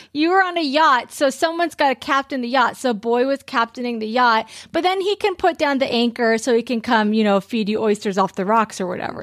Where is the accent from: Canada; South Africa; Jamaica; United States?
United States; California; growing up in California